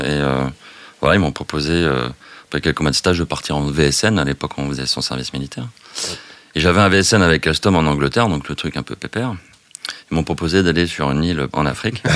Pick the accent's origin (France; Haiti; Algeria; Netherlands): France; Biarritz, Nouvelle-Aquitaine; Je viens du Sud-Ouest, je viens du Pays Basque